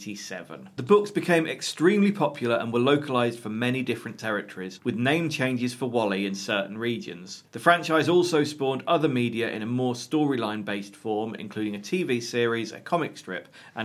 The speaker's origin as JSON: {"language": "English", "country": "South Africa", "said": "Well, I'm from South Africa and I'm looking for Willy."}